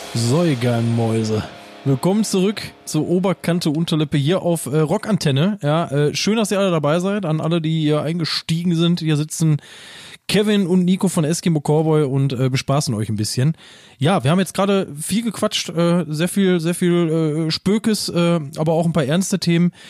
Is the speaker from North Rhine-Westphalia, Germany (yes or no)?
yes; Essen, North Rhine-Westphalia, Germany; accent: Ruhrpott; Das ist übrigens mein Geburtsort